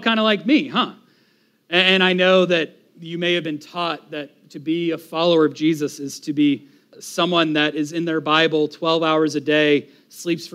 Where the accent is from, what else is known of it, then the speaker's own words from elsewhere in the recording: Florida, United States; as an American, as a Floridian